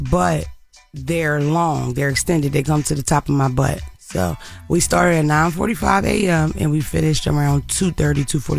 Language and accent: English; Philadelphia, Pennsylvania, United States; I'm from Philadelphia.